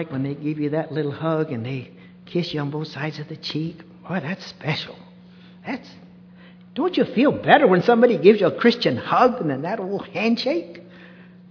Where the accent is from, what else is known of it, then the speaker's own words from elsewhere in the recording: United States; we're a little colder here, unfortunately, in the United States